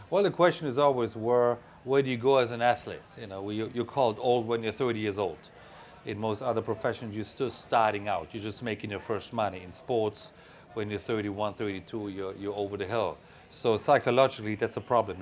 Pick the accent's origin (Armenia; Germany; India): Germany; I was a little boy growing up in West Germany